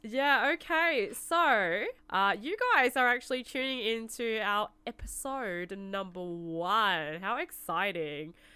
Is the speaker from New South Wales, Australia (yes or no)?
no; Melbourne, Victoria, Australia; I'm actually from Melbourne